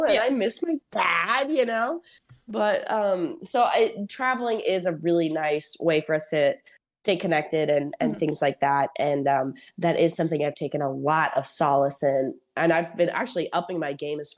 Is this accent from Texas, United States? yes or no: yes; Houston, Texas, United States; I went to school in Houston. I'm from Houston. So I've never really been outside of the range of my family.